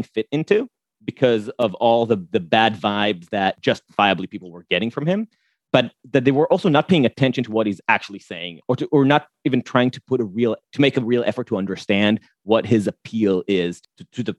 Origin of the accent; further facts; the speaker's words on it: Jerusalem, Jerusalem District, Israel; now in New York, United States; I was born in New York. My parents met at NYU and I was born here. But my mom is Israeli and they separated at a pretty young age. I grew up with her and my grandparents in a lovely neighborhood in Jerusalem